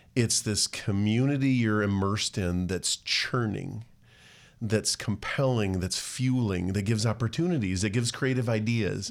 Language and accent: English; Rochester, Minnesota, United States; I grew up actually regionally at the Mayo, uh, near the Mayo Clinic